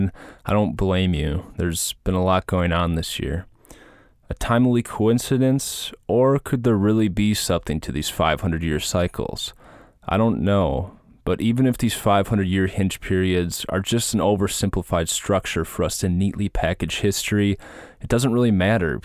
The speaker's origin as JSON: {"language": "English", "region": "Minnesota", "country": "United States", "tie": "born or raised there", "moved": "yes", "said": "I grew up in Minnesota"}